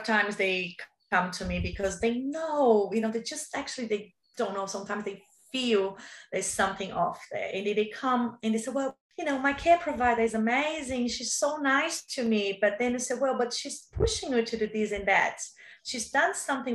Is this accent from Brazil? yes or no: yes; Brazil; English is a second language; moved away as an adult; now in Australia; I came from Brazil